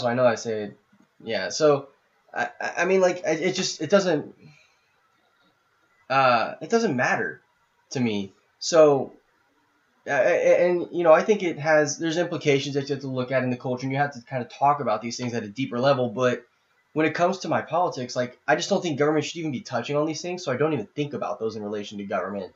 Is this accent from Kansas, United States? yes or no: no; Indianapolis, Indiana, United States; I grew up in the Catholic community. I mean, I know half the Catholics in Indianapolis